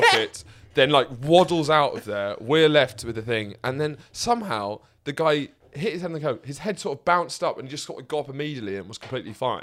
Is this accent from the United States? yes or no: no; Lewes, South East England, United Kingdom; my hometown of Lewes